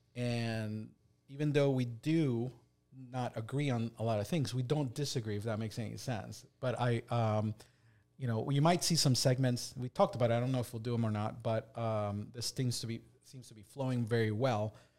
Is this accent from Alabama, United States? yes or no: no; Delaware, United States; we're from Delaware